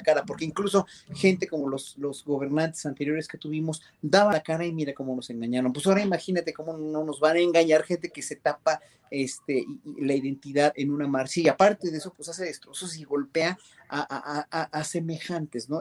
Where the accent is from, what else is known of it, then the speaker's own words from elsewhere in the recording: Mexico; como mexicanos